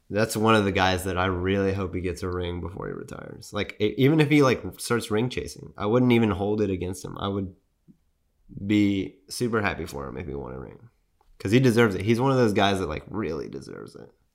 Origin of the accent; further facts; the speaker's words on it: San Antonio, Texas, United States; I'm from San Antonio